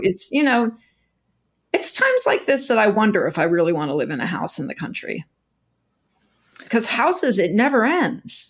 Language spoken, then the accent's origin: English; Texas, United States; moved away as an adult; now in New York, United States; I grew up in Texas